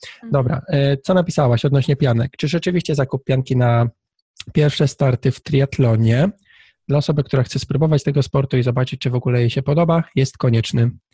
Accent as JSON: {"language": "Polish", "area": "Tricity", "region": "Pomeranian Voivodeship", "country": "Poland", "said": "ja jestem z, z Trójmiasta"}